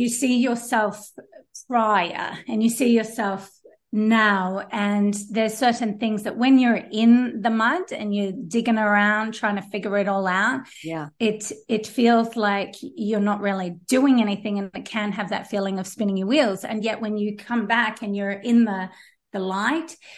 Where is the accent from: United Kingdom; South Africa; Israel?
South Africa; now in Australia; me growing up in South Africa was an amazing place